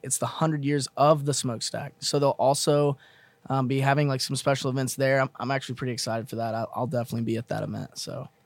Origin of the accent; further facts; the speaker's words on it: Mesquite, Texas, United States; I'm from Mesquite, Texas